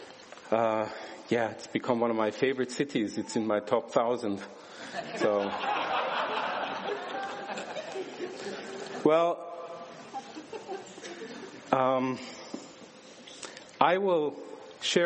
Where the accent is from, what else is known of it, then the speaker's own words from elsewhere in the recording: Switzerland; I was born and raised in Switzerland into a Turkish family